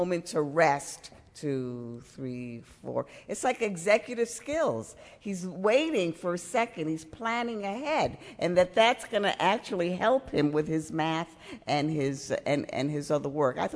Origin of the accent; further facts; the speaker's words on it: New York City, New York, United States; moved away; I tried to get out of the Bronx my whole, when I was growing up